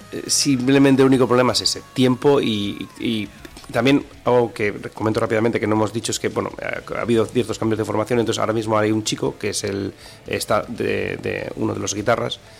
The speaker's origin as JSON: {"language": "Spanish", "town": "Bilbao", "region": "Basque Country", "country": "Spain", "tie": "born or raised there", "said": "yo soy aquí, de Bilbao toda la vida"}